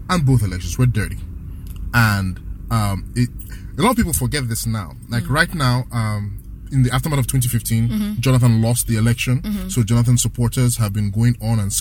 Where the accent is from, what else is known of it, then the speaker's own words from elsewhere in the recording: Rivers State, Nigeria; my home state, Rivers State